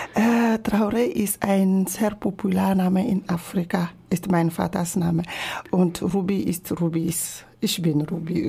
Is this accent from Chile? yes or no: no; Togo; first language Ewe; German is a second language; moved away as an adult; now in Germany; Togo, mein Heimatland